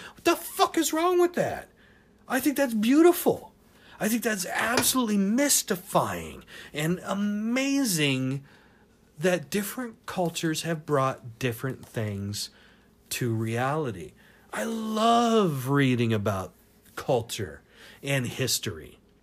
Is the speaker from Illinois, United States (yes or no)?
no; Tacoma, Washington, United States; moved away; also born or lived in Seattle; I grew up in Tacoma and Seattle and everything up in Washington